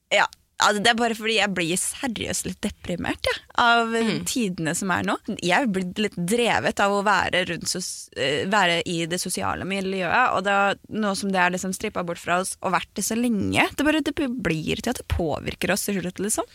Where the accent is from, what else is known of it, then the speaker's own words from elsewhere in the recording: Aurskog-Høland, Akershus, Norway; also born or lived in Gol; Jeg flytta jo til Aurskog-Høland